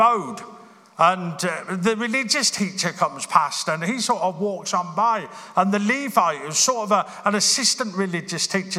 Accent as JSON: {"language": "English", "town": "Birmingham", "region": "West Midlands", "country": "United Kingdom", "tie": "born or raised there", "said": "I grew up in Birmingham."}